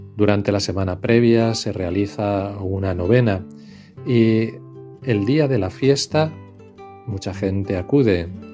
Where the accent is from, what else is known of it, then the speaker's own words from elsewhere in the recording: Villarrobledo, Castilla-La Mancha, Spain; now in Las Matas, Spain; En mi pueblo hoy se celebra la Virgen de la Teja. En Villarroledo, Albacete